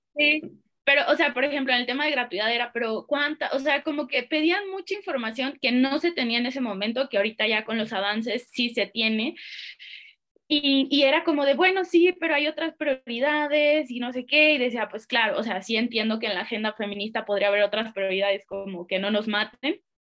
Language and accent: Spanish; Guadalajara, Jalisco, Mexico; Yo soy de Guadalajara